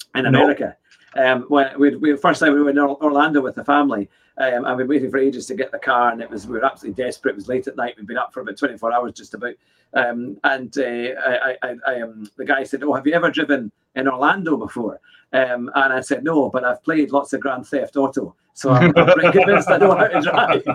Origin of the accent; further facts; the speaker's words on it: Scotland, United Kingdom; I'm a Scotsman